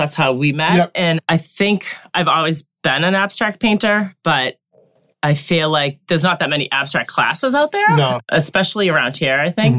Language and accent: English; Quincy, Massachusetts, United States; now in Scituate, United States; And I grew up in Quincy. Nice. So, South Shore girls.